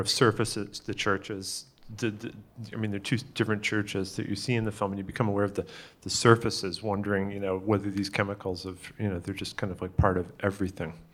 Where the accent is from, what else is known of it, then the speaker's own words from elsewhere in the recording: Pittsfield, Massachusetts, United States; I'm from Pittsfield, Massachusetts.